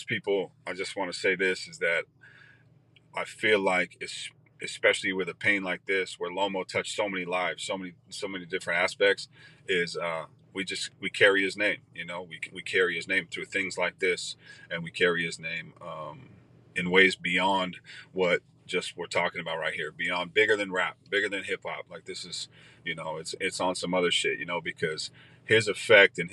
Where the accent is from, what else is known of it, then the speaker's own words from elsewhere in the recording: Eugene, Oregon, United States; my hometown